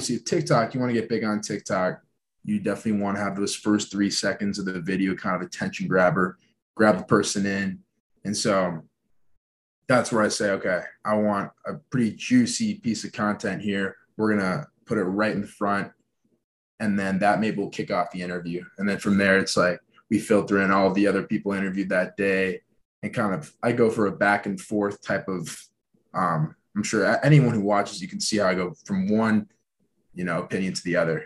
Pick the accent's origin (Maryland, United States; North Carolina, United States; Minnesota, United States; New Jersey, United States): Minnesota, United States; Minneapolis; also born or lived in Boulder, Colorado; Minneapolis, Minnesota, that's where I grew up and still living here